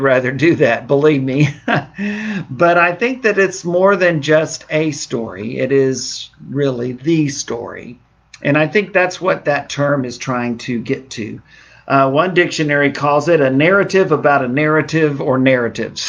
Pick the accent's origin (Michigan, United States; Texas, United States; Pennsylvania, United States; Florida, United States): Texas, United States; Southeast; moved away; I'm from Southeast Texas originally with my roots